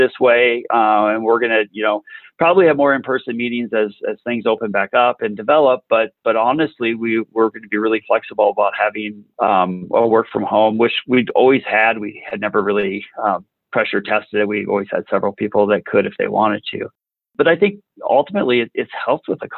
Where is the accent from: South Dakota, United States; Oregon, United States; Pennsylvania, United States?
South Dakota, United States; South Central; I grew up in South Central South Dakota, west of the river, so a real small